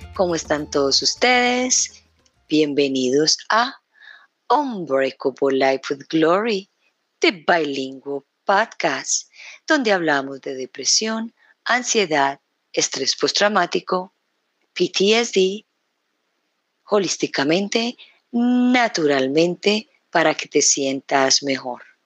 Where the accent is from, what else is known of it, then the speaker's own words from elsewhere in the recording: Colombia; moved away; llevo ya dos semanas acá en este país, en mi país, Colombia